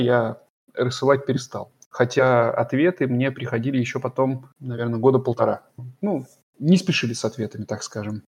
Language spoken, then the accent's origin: Russian; Voronezh, Voronezh Oblast, Russia; accent: okanye; moved away as an adult; now in Germany; в Воронеже в своём родном городе.